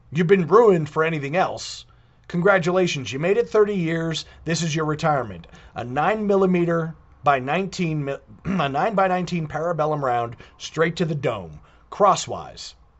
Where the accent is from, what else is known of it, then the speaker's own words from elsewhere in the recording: United States; I was born in the United States of America